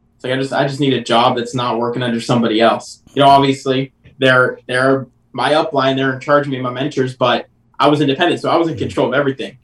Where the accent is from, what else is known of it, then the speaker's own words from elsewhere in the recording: New Hampshire, United States; moved away; I'm originally from New Hampshire